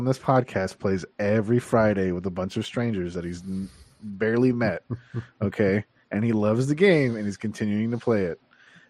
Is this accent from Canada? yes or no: yes; Canada; I'm just counterculture because I'm Canadian and it's the C's.